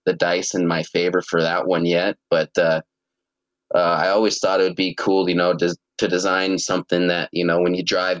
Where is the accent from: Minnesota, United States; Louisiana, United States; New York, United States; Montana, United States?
Montana, United States; Laurel; also born or lived in Billings, Montana; I've been a resident of Yellowstone Valley, you know, pretty much my whole life